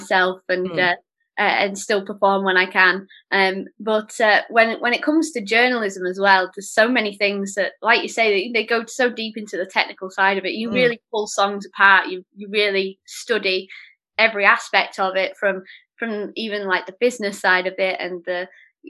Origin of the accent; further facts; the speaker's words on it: Oldham, North West England, United Kingdom; also born or lived in London; I grew up in Oldham, just outside of Manchester, and that's where I'm back here now.